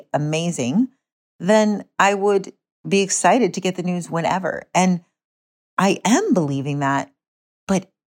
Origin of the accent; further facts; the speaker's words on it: United States; moved away; my hometown area, you know, Jackson Hole, West Yellowstone, Idaho area